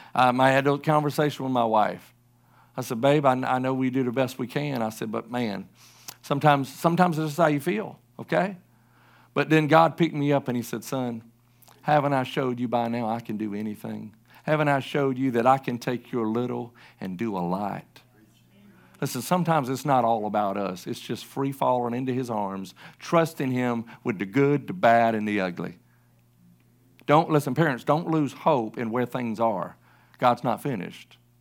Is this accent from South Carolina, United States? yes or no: yes; South Carolina, United States; also born or lived in Oklahoma City, Oklahoma; I grew up in South Carolina all my life from, like, age nine months on, um, I was born in Oklahoma City.